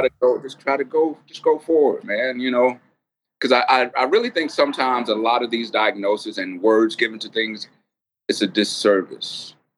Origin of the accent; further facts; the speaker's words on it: Atlanta, Georgia, United States; I'm like from Atlanta